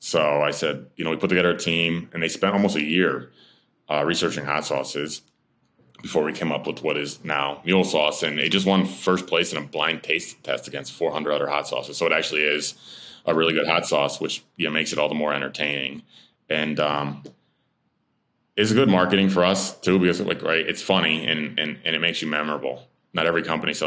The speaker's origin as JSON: {"language": "English", "town": "Amsterdam", "region": "New York", "country": "United States", "tie": "born or raised there", "said": "That's where I'm in, my hometown. That's my hometown"}